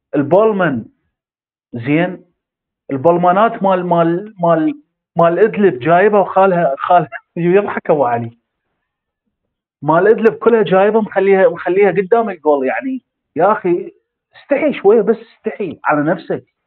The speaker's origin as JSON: {"language": "Arabic", "country": "Iraq", "said": "احنا عندنا بالعراق"}